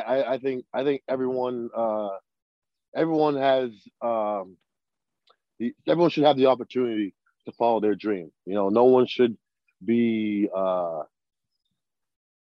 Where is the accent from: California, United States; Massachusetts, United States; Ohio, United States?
Massachusetts, United States; Boston; I grew up in Boston